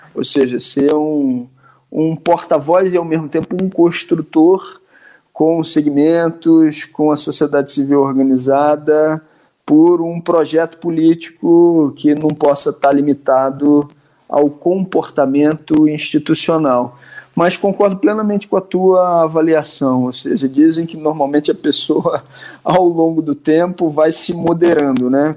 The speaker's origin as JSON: {"language": "Portuguese", "town": "Nova Friburgo", "region": "Rio de Janeiro", "country": "Brazil", "tie": "born or raised there", "said": "uma cidade chamada Nova Friburgo, que é a minha cidade natal"}